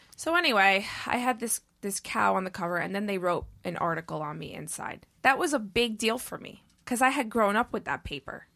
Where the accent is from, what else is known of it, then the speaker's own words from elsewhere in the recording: New York City, New York, United States; I grew up in New York City